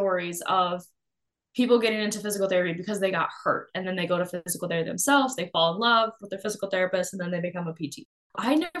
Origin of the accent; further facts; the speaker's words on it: Iowa, United States; I'm from the Midwest. I grew up born and raised in Iowa